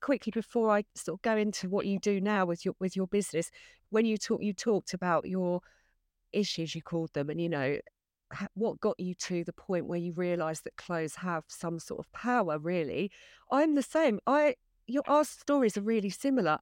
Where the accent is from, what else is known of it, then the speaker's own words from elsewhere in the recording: Essex, East of England, United Kingdom; accent: Essex; I was paranoid about my Essex accent and everyone else was posh, double-barreled, with signet rings in Coots Bank, and I was this Essex girl